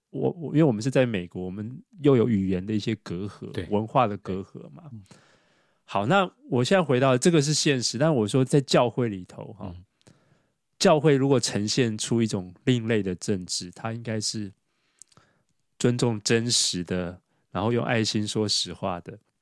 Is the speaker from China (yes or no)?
no; Taiwan; 我们台湾